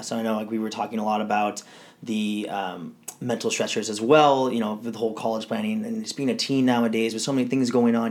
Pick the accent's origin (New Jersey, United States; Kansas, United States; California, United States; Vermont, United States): California, United States; Southern; I grew up here in Southern California all my life